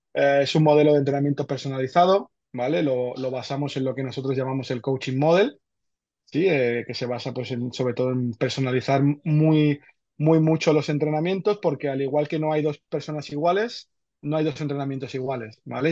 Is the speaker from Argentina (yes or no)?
yes; Argentina; now in Barcelona, Spain; Yo nací en Argentina, llevo aquí muchos años ya.